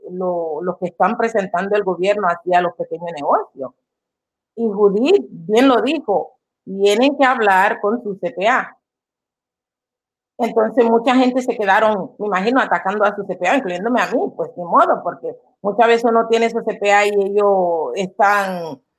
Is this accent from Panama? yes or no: yes; Panama; Nosotros como panameños pues eh, usamos guayabera